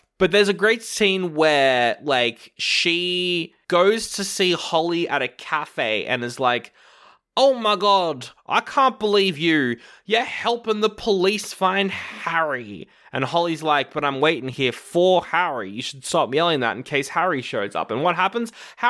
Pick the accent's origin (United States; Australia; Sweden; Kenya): Australia; I'm from Australia, by the way.